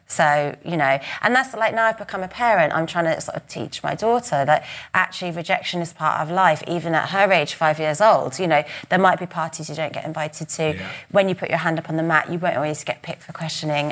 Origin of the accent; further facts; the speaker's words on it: United Kingdom; we're British, we're private, we're, yes. and we're stiff upper lip